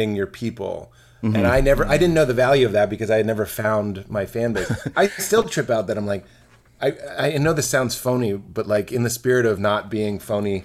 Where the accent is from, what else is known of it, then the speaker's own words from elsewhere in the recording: Boston, Massachusetts, United States; I'm from Boston, this is what my dad sounds like